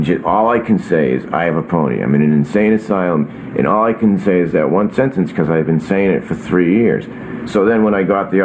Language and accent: English; Burlington, Massachusetts, United States; I grew up in Burlington, Massachusetts, and we had a horse